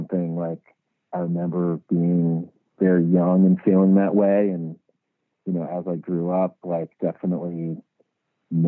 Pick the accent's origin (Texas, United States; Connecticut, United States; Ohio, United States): Connecticut, United States; born or raised there; moved away